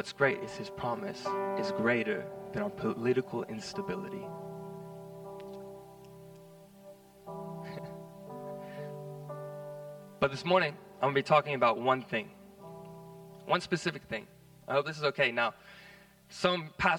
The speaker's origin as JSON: {"language": "English", "country": "United States", "moved": "yes", "lives_now": "Australia", "said": "I'm kind of removed from America nowadays, but I'm still American"}